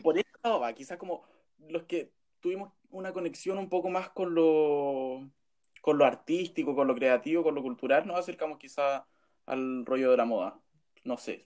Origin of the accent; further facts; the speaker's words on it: Pomaire, Santiago Metropolitan Region, Chile; moved away as an adult; now in Santiago, Chile; soy de Pomaire, pero vivo hace cuatro años, los mismos cuatro años que estudio en Santiago.